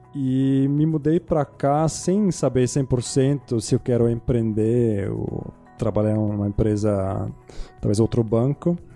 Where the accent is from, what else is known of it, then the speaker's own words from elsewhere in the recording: Zurich, Switzerland; Portuguese is a second language; moved away as an adult; also born or lived in United States / England / New York; now in Brazil; eu sou de Zurich, Suíça. Ah, morei lá até vinte anos.